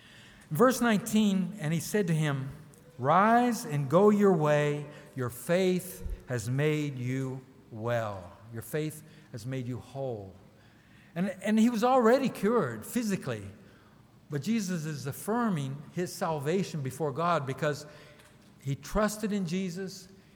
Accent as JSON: {"language": "English", "town": "Newcomerstown", "region": "Ohio", "country": "United States", "also_born_or_lived": "Brazil", "said": "And then I came from Newcomerstown, Ohio to Belo Horizonte, Brazil."}